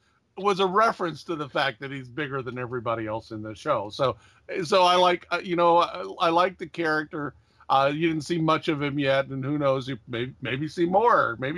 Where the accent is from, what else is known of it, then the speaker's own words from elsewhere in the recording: Quincy, Illinois, United States; Quincy, Illinois, right on the Mississippi.